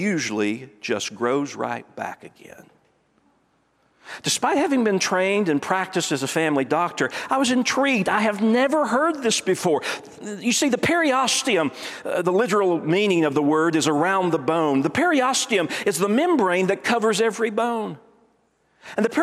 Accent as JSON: {"language": "English", "region": "East Tennessee", "country": "United States", "said": "I'm from East Tennessee"}